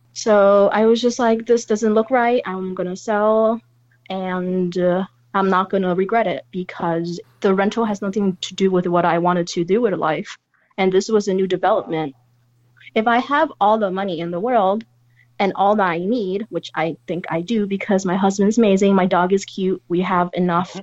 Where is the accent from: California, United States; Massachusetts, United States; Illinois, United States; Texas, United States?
California, United States; San Francisco; moved away; I come from San Francisco